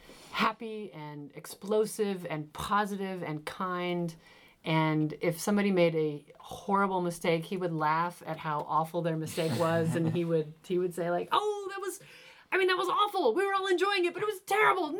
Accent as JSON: {"language": "English", "town": "Moline", "region": "Illinois", "country": "United States", "moved": "yes", "said": "I'm from Moline, Illinois"}